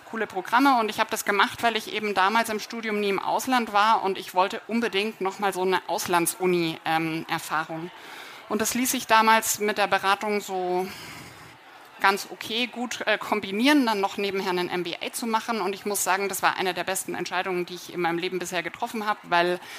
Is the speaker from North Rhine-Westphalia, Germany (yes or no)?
no; Munich, Bavaria, Germany; Ich komme hier aus München. Also ich wohne in, mit meinem Freund in der Maxvorstadt, bin äh, gebürtige Oberbayerin